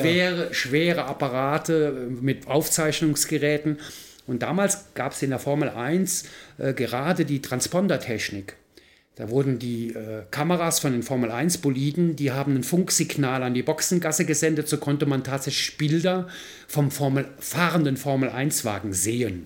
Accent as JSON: {"language": "German", "town": "Mayen", "region": "Rhineland-Palatinate", "country": "Germany", "tie": "born or raised there", "accent": "rheinischer Slang", "said": "Aus Mayen in der Eifel"}